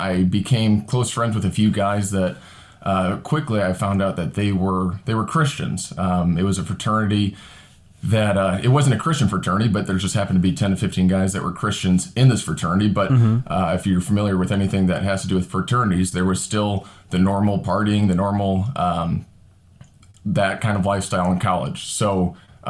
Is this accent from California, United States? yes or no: no; Northwest Indiana, United States; I am a real estate agent in Southern Indiana and a deacon here at Pastor Brian's church. And I grew up in Northwest Indiana